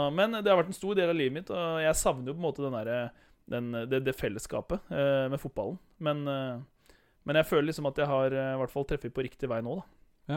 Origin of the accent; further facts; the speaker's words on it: Horten, Vestfold, Norway; født og oppvokst i Horten